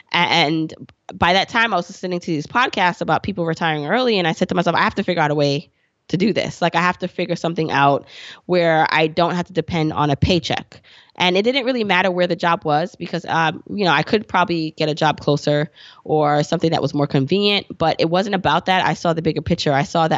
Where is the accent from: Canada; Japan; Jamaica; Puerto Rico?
Jamaica; moved away; And we also were immigrants. We came here from Jamaica, the island, and we didn't have much.